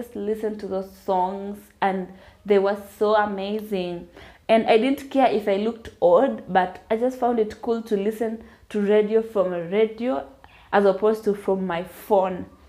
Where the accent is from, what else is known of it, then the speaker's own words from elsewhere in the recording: Western Kenya, Kenya; I was raised in Western Kenya